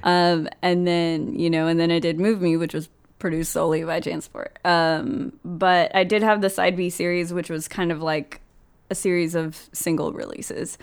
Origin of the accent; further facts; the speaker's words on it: Austin, Texas, United States; Austin, I'm from Texas